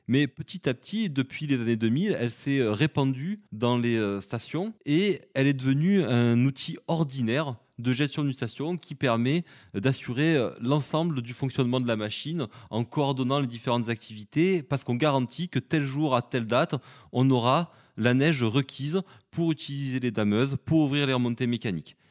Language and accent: French; Vaucluse, Provence-Alpes-Côte d'Azur, France; je suis originaire du Vaucluse